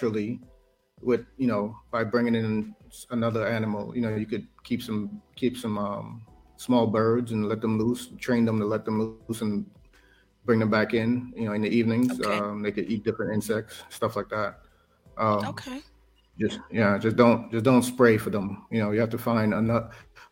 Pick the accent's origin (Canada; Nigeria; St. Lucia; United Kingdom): St. Lucia; Castries; also born or lived in Korea; now in Alaska, United States; growing up in St. Lucia, that's exactly the life that I had. You know, we had we lived in Castries